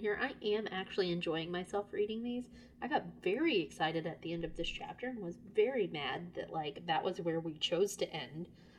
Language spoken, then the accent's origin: English; Lake City, Florida, United States; my hometown of Lake City is at the crossroads of I-75 and I-10.